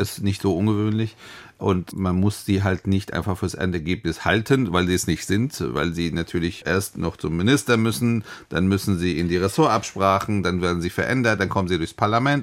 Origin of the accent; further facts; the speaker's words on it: Hesse, Germany; gerade ich als Hesse